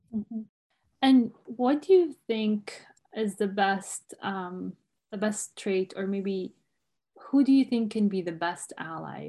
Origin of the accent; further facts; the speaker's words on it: Umm al-Fahm, Haifa District, Israel; I grew up in Umm al-Faham